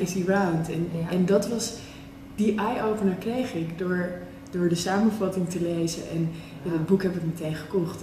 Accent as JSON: {"language": "Dutch", "area": "West Friesland", "region": "North Holland", "country": "Netherlands", "tie": "born or raised there", "said": "de mentaliteit in West-Friesland, waar ik ben opgegroeid"}